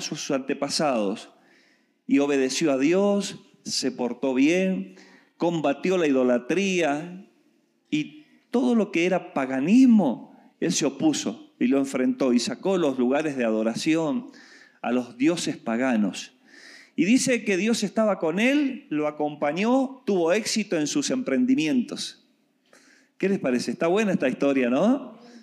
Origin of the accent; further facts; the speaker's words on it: Argentina; moved away; Yo vengo de Argentina